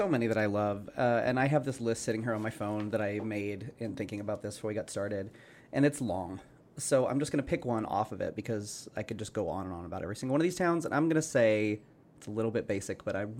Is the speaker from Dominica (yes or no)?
no; Weatherford, Oklahoma, United States; I'm from Weatherford